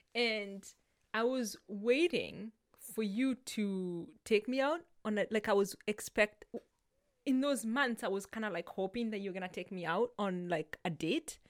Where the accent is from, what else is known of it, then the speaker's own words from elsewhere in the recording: Kenya; moved away; I grew up in Kenya